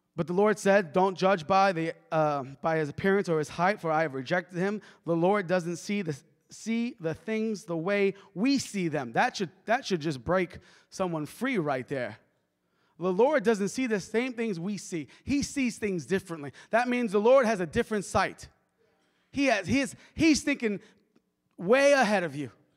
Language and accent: English; New York, United States; moved away; I'm from New York